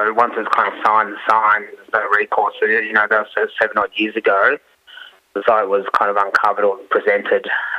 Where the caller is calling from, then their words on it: Ocean Grove, Victoria, Australia; It's down on Wollongong Country, Ocean Grove.